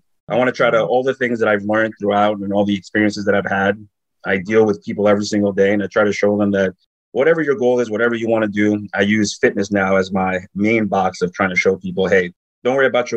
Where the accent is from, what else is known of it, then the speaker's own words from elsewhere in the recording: New York, United States; moved away; I grew up in New York